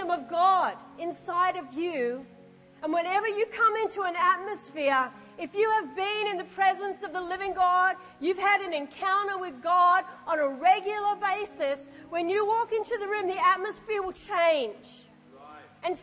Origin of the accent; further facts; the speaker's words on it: Australia; I'm an Aussie and I understand oi